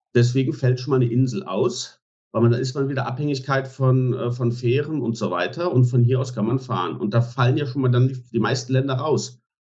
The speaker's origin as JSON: {"language": "German", "area": "Westerwald", "region": "Rhineland-Palatinate", "country": "Germany", "tie": "born or raised there", "also_born_or_lived": "Dresden, Germany", "moved": "as an adult", "lives_now": "Montenegro", "said": "Ich bin ähm, im Westerwald groß geworden, genauso wie Michael Bader auch im Übrigen, den ihr ja interviewt habt ähm, Raum Koblenz, Köln"}